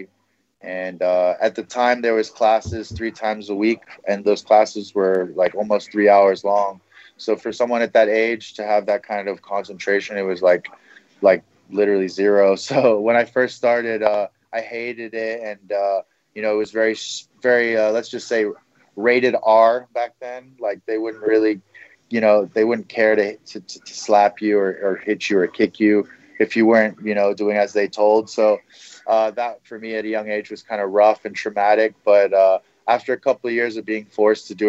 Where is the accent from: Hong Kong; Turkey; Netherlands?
Hong Kong; moved away as an adult; born and raised in Hong Kong